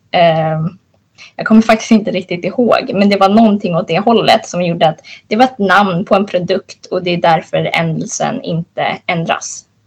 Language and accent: Swedish; Stockholm, Stockholm County, Sweden; jag är 23 år och uppväxt i Stockholm